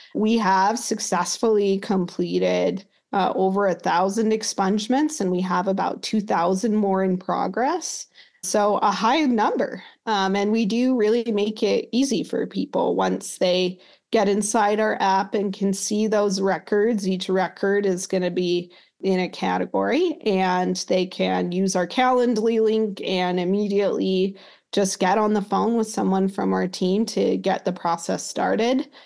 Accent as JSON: {"language": "English", "region": "Utah", "country": "United States", "tie": "born or raised there", "said": "I grew up in Utah"}